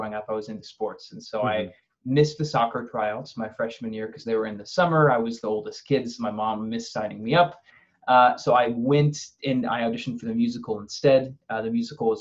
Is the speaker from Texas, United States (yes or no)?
no; Overland Park, Kansas, United States; moved away as an adult; also born or lived in New York City; I'm from Overland Park, Kansas, so the Kansas City area.